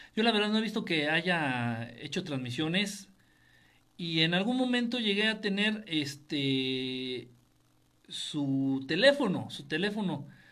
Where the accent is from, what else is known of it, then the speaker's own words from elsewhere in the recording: Mexico; Soy mexicano, vivo en México